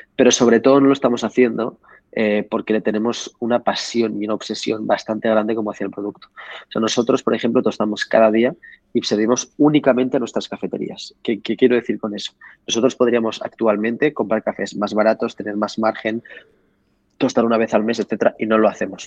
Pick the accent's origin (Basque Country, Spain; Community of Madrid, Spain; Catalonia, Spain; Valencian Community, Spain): Catalonia, Spain; Barcelona; also born or lived in Paris / Morocco; aunque tenga, o sea, orígenes marroquíes, porque habréis sabido que ya sí, no es un nombre muy, europeo, pero eh, em, soy de aquí, de Barcelona